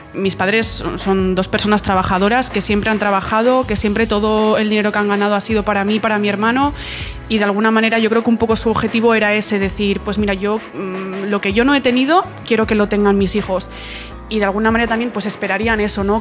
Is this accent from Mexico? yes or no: no; Pamplona, Navarre, Spain; tengo 20 años, vengo de Pamplona